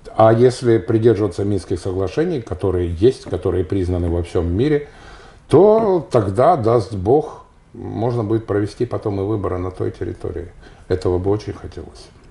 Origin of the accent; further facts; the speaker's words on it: Donetsk, Donetsk Oblast, Ukraine; moved away; Я уроженец Донецка, у меня до сих пор донецкая